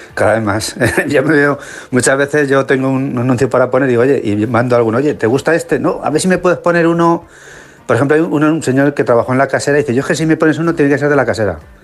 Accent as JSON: {"language": "Spanish", "town": "Olmeda de la Cuesta", "region": "Castilla-La Mancha", "country": "Spain", "said": "mi pueblo en los años 2011 así era el pueblo más envejecido de España"}